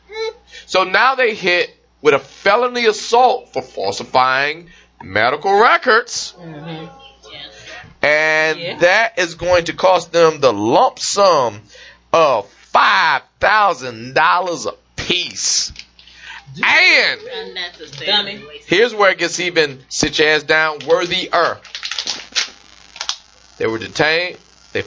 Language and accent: English; the South, United States; I'm from the South